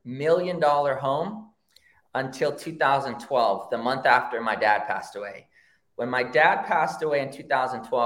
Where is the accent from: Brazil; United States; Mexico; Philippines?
United States; Rancho Cucamonga, California; also born or lived in Oakland, California; I grew up in the hood, and I grew up in San Gabriel Valley in Rancho Cucamonga